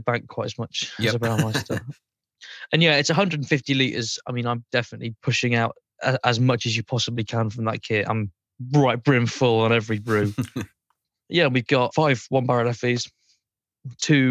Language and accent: English; Burton-on-Trent, West Midlands, United Kingdom; moved away as an adult; now in Cornwall, United Kingdom; I'm originally from Burton-on-Trent. I grew up in Burton-on-Trent.